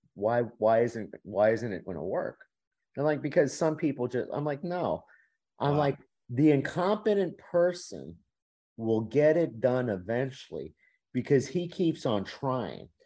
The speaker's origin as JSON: {"language": "English", "town": "Miami", "region": "Florida", "country": "United States", "also_born_or_lived": "Louisiana", "moved": "as an adult", "said": "I'm from Miami, out of state tuition"}